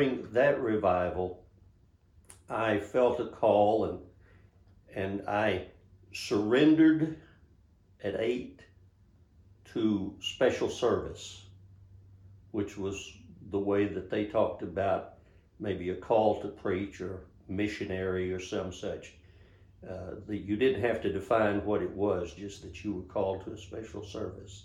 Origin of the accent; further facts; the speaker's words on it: Monahans, Texas, United States; also born or lived in Austin, Texas; my hometown of Monahans, Texas